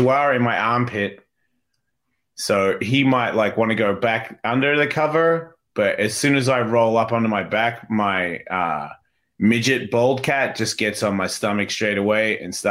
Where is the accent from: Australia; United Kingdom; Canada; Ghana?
Australia; moved away; also born or lived in United States; I'm an Australian American.